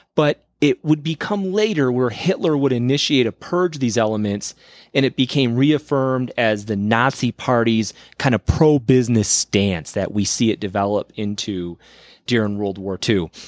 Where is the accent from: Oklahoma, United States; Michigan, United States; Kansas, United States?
Michigan, United States; I grew up in Michigan